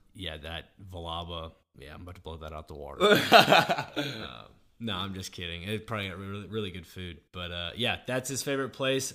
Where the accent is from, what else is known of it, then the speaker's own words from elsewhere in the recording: Nashville, Tennessee, United States; Because growing up in Nashville, I don't ever remember hot chicken being a thing until I was like in middle school.